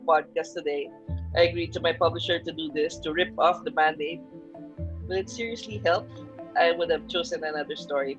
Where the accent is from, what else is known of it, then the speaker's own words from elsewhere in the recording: Philippines; moved away as an adult; I'm a Filipino